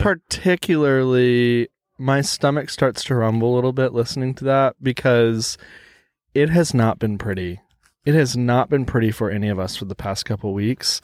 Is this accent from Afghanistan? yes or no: no; Texas, United States; accent: American; I'm from Texas.